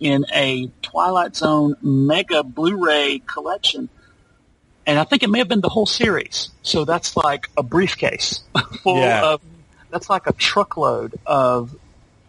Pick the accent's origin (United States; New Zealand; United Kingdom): United States; Alabama; here in my home state of Alabama